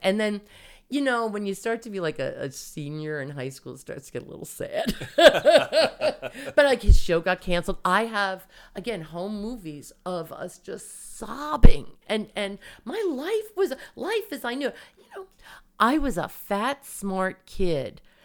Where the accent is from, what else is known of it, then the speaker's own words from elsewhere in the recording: Long Island, New York, United States; also born or lived in Bayside, Queens / Suffolk County / California; I grew up on Long Island